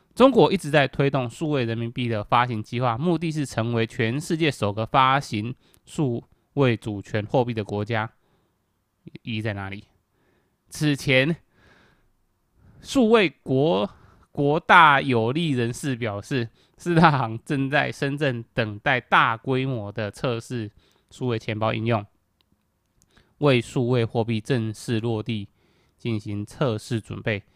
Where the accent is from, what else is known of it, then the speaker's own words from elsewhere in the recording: Kaohsiung, Taiwan; 我是一个高雄人